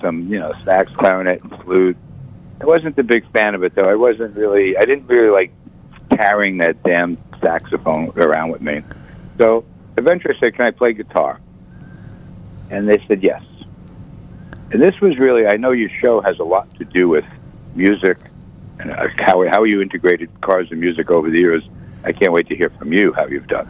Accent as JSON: {"language": "English", "town": "Elmont", "region": "New York", "country": "United States", "tie": "born or raised there", "also_born_or_lived": "Brooklyn, New York", "said": "at 1 year old, I moved to a little town on the South Shore called Elmont on Long Island."}